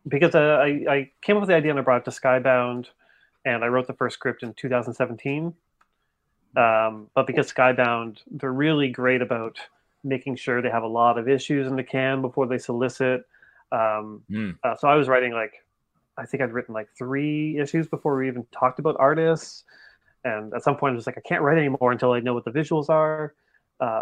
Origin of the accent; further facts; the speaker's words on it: Canada; I'm Canadian